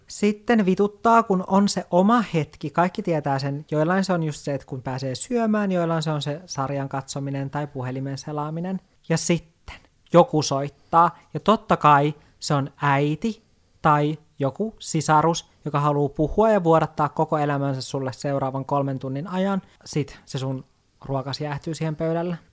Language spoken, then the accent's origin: Finnish; Lapland, Finland; moved away; olen Lapista kotoisin